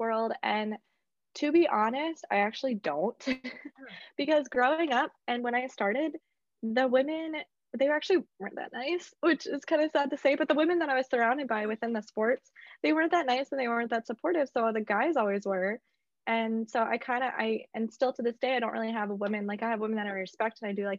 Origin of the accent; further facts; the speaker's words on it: South Dakota, United States; moved away as an adult; also born or lived in Mankato, Minnesota; now in US South; I'm in Mankato, which is 3 hours from my hometown in South Dakota